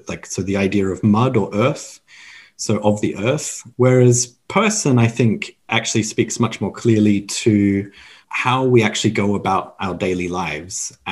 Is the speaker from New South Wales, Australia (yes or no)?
no; Canberra, Australian Capital Territory, Australia; moved away as an adult; also born or lived in Beijing / Taipei / Tokyo / Kyoto; I grew up in Canberra in Australia, which is the capital, for those of you who aren't aware.